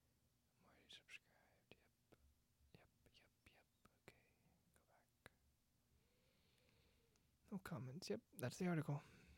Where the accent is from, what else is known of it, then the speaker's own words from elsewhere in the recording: Florida, United States; I grew up in South Florida, and spring training was my thing.